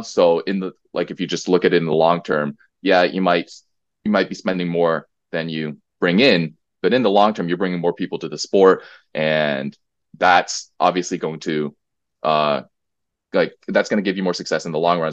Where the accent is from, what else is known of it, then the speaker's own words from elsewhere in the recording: United States; now in Korea; growing up in the States